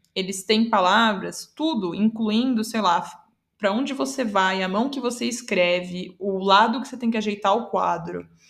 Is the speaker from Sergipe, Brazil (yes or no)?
no; São Paulo, Brazil; first language Portuguese; eu sou brasileira, paulistana, inclusive, que é algo importante também, que eu sou falante nativa de português